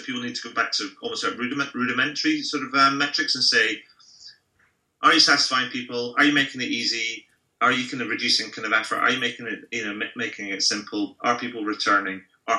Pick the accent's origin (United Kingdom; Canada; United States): United Kingdom; as a Brit, I would never give somebody a 10 just because I wouldn't.